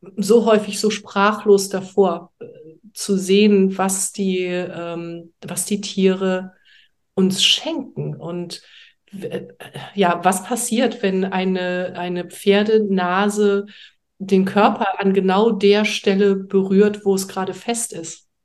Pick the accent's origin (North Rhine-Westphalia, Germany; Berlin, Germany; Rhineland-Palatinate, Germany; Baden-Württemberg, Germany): Baden-Württemberg, Germany; Heidelberg; moved away as an adult; also born or lived in Hamburg; now in France; ursprünglich komme ich aus Heidelberg